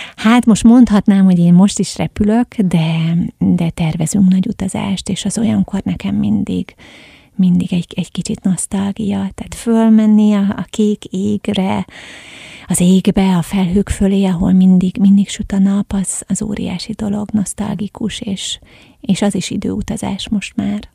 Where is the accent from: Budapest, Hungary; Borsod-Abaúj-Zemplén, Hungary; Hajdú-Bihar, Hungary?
Hajdú-Bihar, Hungary; Egyek; tehát ős egyekiek vagyunk